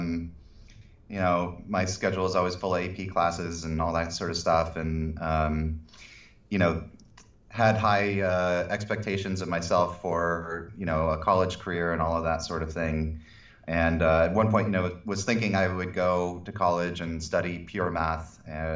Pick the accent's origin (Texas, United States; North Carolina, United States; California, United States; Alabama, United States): California, United States; San Diego; also born or lived in Santa Barbara / Los Angeles; I'm from San Diego originally